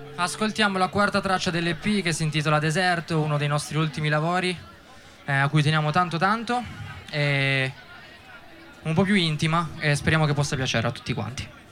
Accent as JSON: {"language": "Italian", "town": "Settimo Torinese", "region": "Piedmont", "country": "Italy", "also_born_or_lived": "Volpiano", "said": "noi siamo di settimo"}